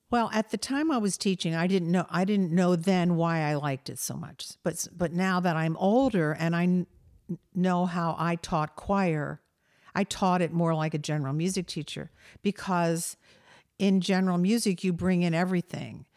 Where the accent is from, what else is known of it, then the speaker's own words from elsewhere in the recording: Delaware, United States; I grew up in Delaware